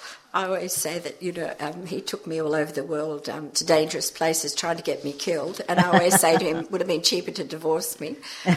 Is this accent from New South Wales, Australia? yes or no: yes; Manly, New South Wales, Australia; also born or lived in Zambia; since I've been a very small child growing up in Manly with two very community-minded parents and one of five children